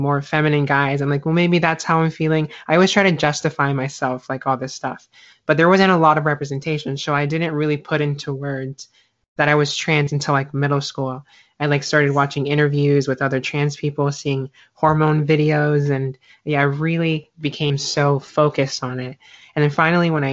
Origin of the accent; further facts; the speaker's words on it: South Carolina, United States; moved away; also born or lived in Florida; I grew up in the deep South, South Carolina. I lived there for about 10 years. And then I ended up moving to Florida